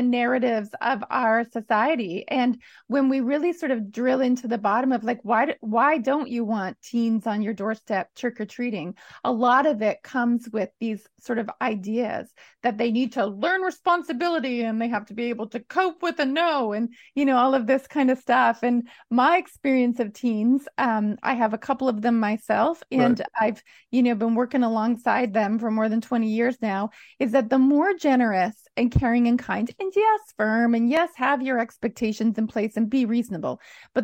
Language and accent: English; Alberta prairies, Canada; being a kid growing up on the Alberta prairies